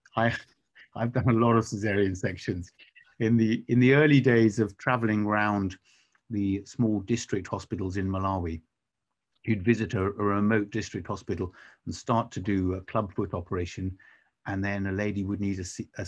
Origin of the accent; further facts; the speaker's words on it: England, United Kingdom; as an Englishman